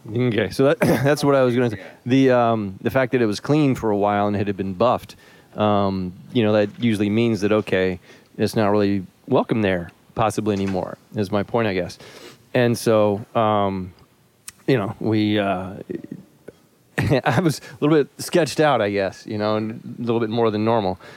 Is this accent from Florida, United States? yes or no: yes; Florida, United States; moved away; I was born in Florida